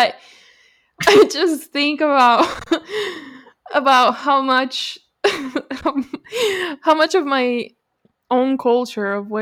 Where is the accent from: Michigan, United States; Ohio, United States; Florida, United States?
Florida, United States; also born or lived in Caracas, Venezuela / Lakeland, Florida; technically I grew up in Florida, but when I was in the eighth grade, I moved to Lakeland, which is in Central Florida